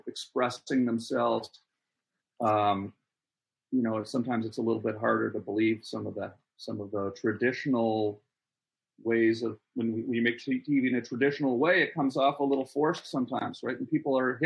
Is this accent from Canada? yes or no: yes; Ottawa, Ontario, Canada; I grew up in Ottawa, Canada, and my dad was in the military